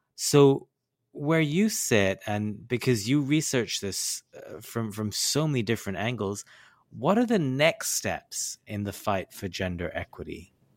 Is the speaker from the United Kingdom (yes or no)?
no; India; I grew up in South Asia, in India